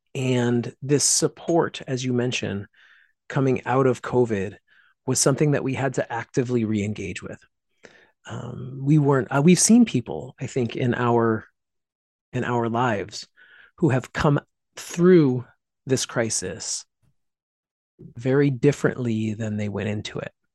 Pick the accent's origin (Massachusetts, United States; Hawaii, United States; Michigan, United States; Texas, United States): Massachusetts, United States; Pittsfield; my hometown of Pittsfield, Massachusetts